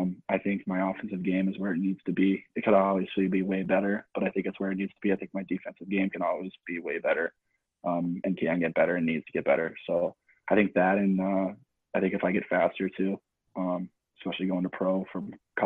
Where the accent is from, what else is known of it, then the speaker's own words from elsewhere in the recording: Missouri, United States; now in New York, United States; I'm from Missouri, so, you know, coming from a country state, coming over here is a big difference.